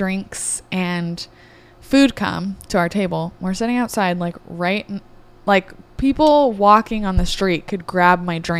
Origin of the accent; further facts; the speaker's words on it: Orange County, California, United States; also born or lived in Los Angeles; I'm born and raised in Orange County